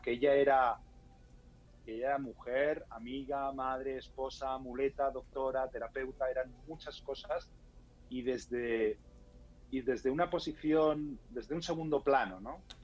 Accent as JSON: {"language": "Spanish", "country": "Spain", "said": "en España no es muy habitual que los españoles, eh, los españoles hablemos inglés bien"}